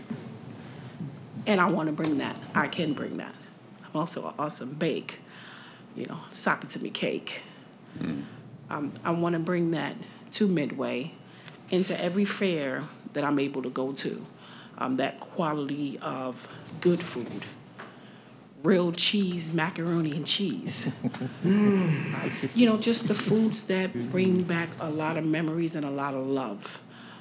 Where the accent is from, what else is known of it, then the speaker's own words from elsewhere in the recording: New York, United States; moved away; I'm actually from up north, okay. New York.